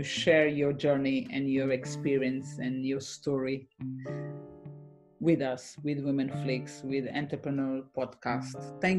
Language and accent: English; Portugal; moved away as an adult; I'm from Portugal.